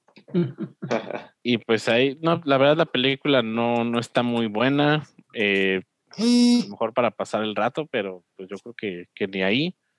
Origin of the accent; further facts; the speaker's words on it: Mexico